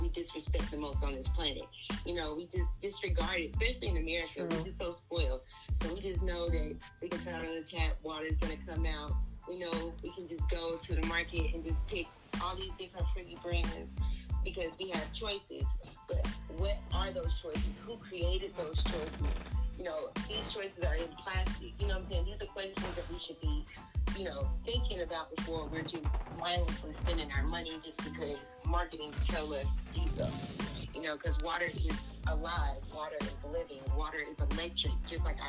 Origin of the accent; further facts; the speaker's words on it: Atlanta, Georgia, United States; I'm born and raised in Atlanta, Georgia. I'm a real peach